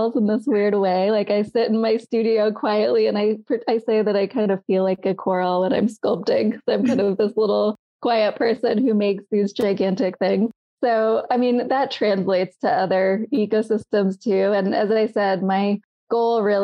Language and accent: English; San Francisco, California, United States; I grew up in San Francisco